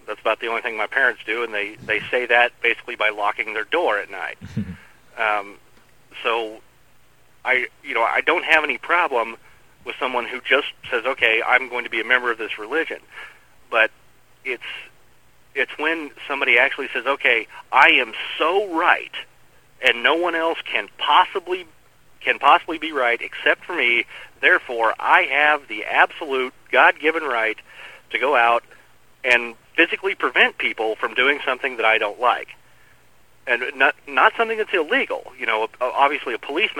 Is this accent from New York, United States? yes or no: no; El Dorado, Kansas, United States; now in Wichita, United States; I grew up in El Dorado, which is a lot closer to Wichita than he grew up.